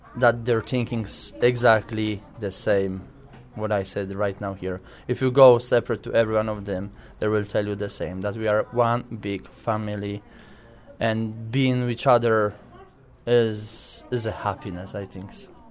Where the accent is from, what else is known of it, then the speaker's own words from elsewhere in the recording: Poland; English is a second language; now in Ireland; I was only the child in Poland